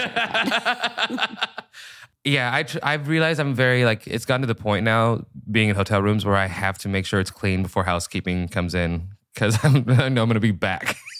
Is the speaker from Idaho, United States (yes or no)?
no; Seattle, Washington, United States; I'm from Seattle, Washington